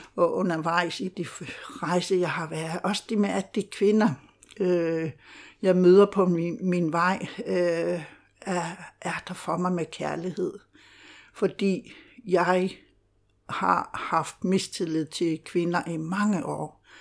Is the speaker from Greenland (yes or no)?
yes; Greenland; Danish is a second language; moved away as an adult; now in Denmark; jeg er født og opvokset i Grønland og flyttede til Danmark, øh, da jeg var 28 år.